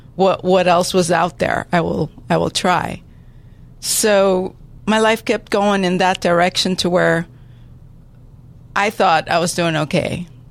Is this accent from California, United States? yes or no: yes; San Diego, California, United States; I grew up here in San Diego, went to San Diego High School